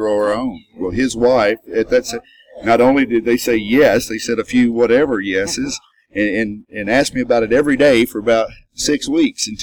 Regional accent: Kentucky, United States; now in Nashville, United States; I'm from Kentucky.

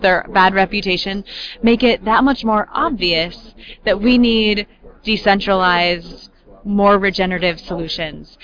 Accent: upstate New York Finger Lakes, United States; moved away as an adult; I moved back to my hometown in the gorgeous upstate New York Finger Lakes

